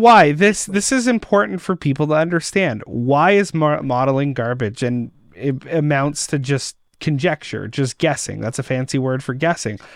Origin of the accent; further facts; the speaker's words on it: Winnipeg, Manitoba, Canada; I'm from Winnipeg